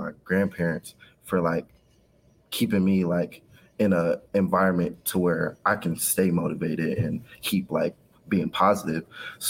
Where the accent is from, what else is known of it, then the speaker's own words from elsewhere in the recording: Kansas City, Kansas, United States; I was raised in Wyandotte County, Kansas, on the side. So Kansas City, Kansas, all the way up until high school. And that's when I moved to the Kansas City, Missouri side.